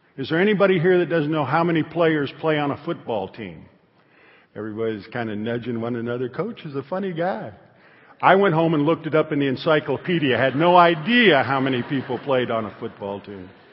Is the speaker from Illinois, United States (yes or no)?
yes; Northern Illinois, United States; I was raised in Northern Illinois